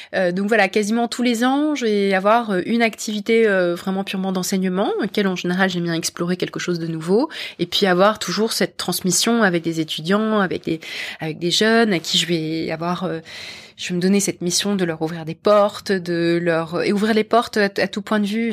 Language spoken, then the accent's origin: French; Paris, Île-de-France, France; moved away as an adult; also born or lived in London; je suis partie de France, de Paris et de France, et je, j'ai rejoint une entreprise américaine de la tech, euh, à Londres